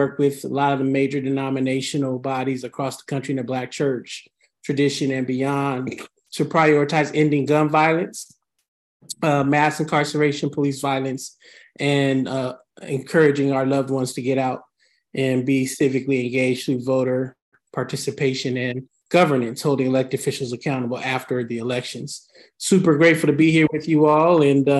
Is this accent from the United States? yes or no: yes; San Francisco, California, United States; now in Oakland, United States; I'm from San Francisco, live in Oakland, pastor church in Berkeley, so I'm a Bay Area based clergy person.